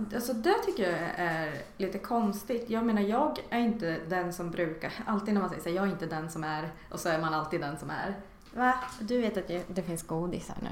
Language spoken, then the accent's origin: Swedish; Norrköping, Östergötland, Sweden; Jag är uppväxt, uppvuxen i Hageby, en förort i, eh, i Norrköping